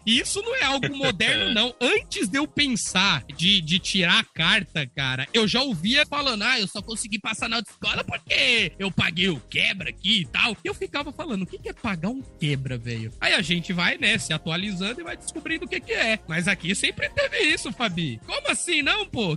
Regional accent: Brazil; eu sou brasileiro

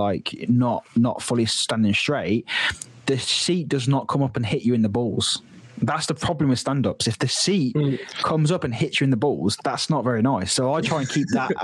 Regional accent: near Drayton Manor, West Midlands, United Kingdom; growing up near Drayton Manor

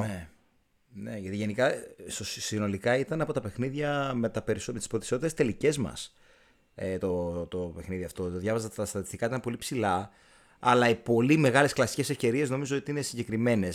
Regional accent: Aigeira, Western Greece, Greece; στο χωριό μου, στην Αιγύρα

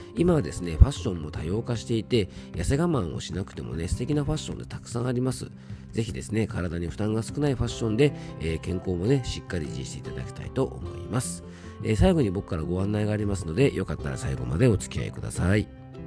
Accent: Yamanashi, Japan; 僕の地元の名所で昇仙峡っていうですね非常にあの山梨でもね有名な渓谷がある

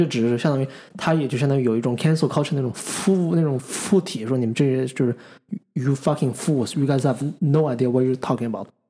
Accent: China; 就我作为一个中国人，I feel proud about my own nation。

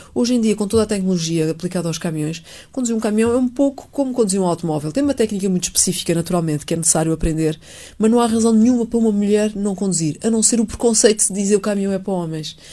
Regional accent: Montijo, Setúbal, Portugal; moved away as an adult; also born or lived in Lisbon; Eu nasci em Montijo, vivi sempre no Montijo

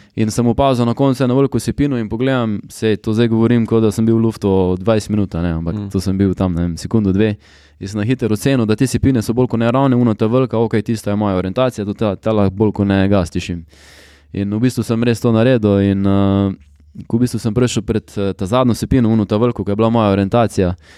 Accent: Carinthia, Slovenia; ponosen in z veseljem povem, da sem iz Slovenije.

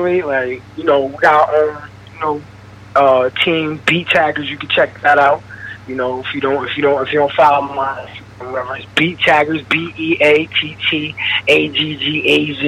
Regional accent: Dutchess County, New York, United States; I'm from Dutchess County, New York. It's kind of upstate

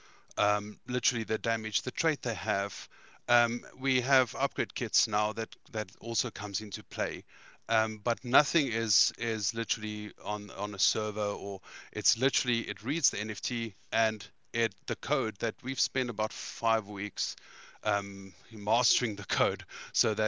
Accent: South Africa; I'm from South Africa

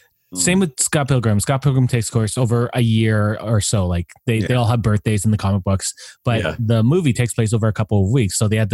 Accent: Canada; being Canadian

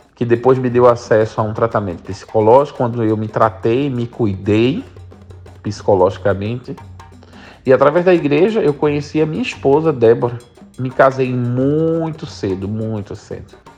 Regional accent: Jaboatão dos Guararapes, Pernambuco, Brazil; also born or lived in São Paulo; Passei a minha infância toda numa cidade chamada Jaboatão dos Guararapes, região metropolitana do Recife.

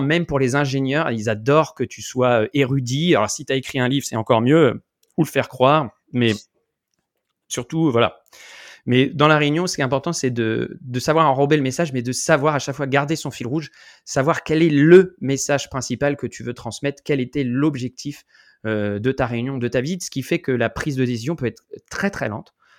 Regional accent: France; moved away; en tant que Français

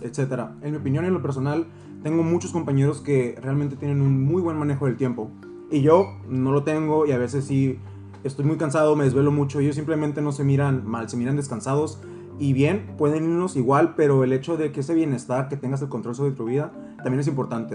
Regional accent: Valle de las Palmas, Baja California, Mexico; soy de Valle de las Palmas yo

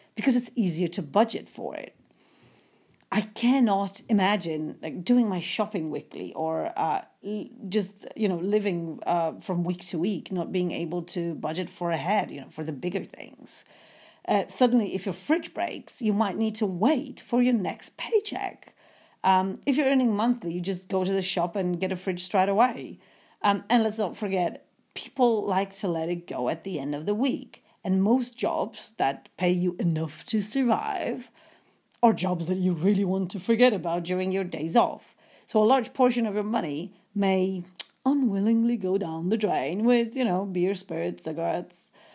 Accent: Poland; moved away as an adult; I'm a student from Poland trying to make some money in the U S for the future

